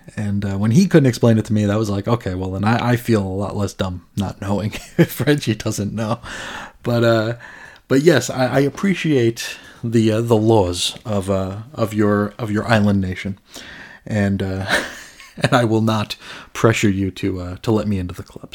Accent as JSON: {"language": "English", "country": "United States", "said": "as an American"}